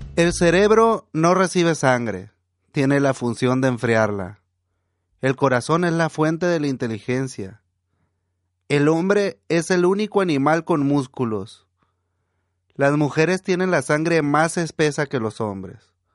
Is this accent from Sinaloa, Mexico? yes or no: yes; Estación Dimas, Sinaloa, Mexico; now in Baja California, Mexico; cuando estábamos niños allá en, en mi pueblo, en Estación Dimas